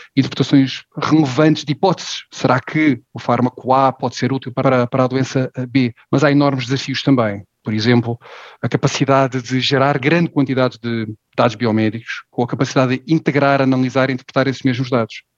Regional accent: Portugal; sou português, 44 anos

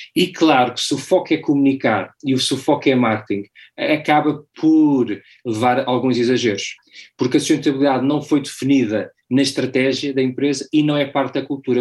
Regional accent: Portugal; moved away as an adult; also born or lived in London / Timor / Latin America / United States; sou português, nos últimos 20 anos vivi 15 fora de Portugal, entre Londres, Timor, América Latina e Estados Unidos

